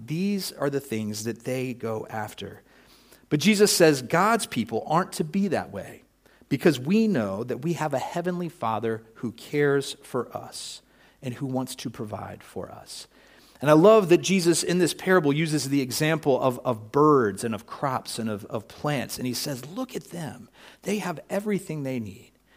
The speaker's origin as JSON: {"language": "English", "country": "United States", "said": "I'm an American"}